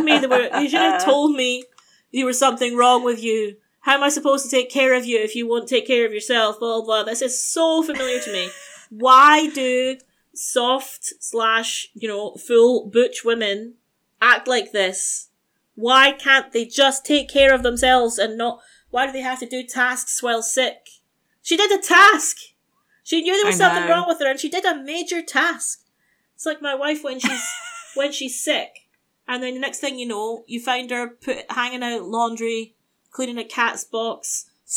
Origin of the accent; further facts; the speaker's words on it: United Kingdom; as a Brit